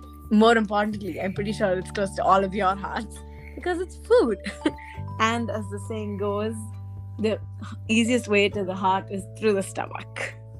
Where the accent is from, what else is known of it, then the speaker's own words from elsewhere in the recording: South India, India; I am South Indian